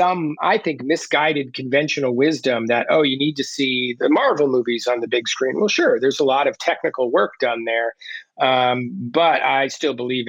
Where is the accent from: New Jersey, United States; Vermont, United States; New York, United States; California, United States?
New Jersey, United States; moved away as an adult; also born or lived in Boston; I didn't come from any sort of artistic background. So none of that was my plan. I was a kid from Jersey